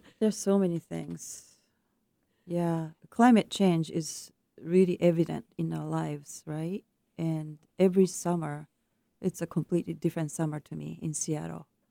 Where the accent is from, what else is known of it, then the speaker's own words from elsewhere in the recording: Japan; moved away; my home country of Japan